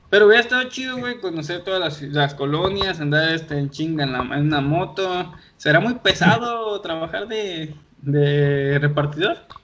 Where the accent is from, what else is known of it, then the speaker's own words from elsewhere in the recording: Colima, Mexico; Él desde Querétaro, yo aquí en Colima, pero los dos somos de aquí de Colima y aquí nos conocimos